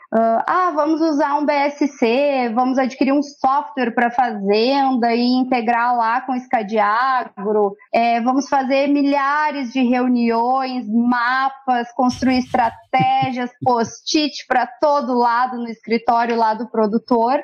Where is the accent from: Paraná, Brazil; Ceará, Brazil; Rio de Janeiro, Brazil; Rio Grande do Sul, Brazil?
Rio Grande do Sul, Brazil; Encruzilhada do Sul; Eu sou natural de Encruzilhada do Sul, uma cidade que fica a 270 quilômetros de Porto Alegre.